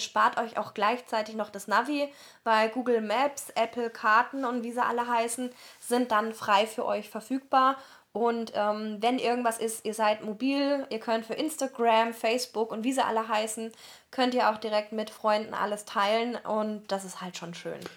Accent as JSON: {"language": "German", "area": "near Heidelberg", "region": "Baden-Württemberg", "country": "Germany", "accent": "southern German", "said": "wir kommen ja aus Süddeutschland, wie man uns auch anhört, und haben dann eben erzählt, äh, ja, South of Germany und ja, near Heidelberg"}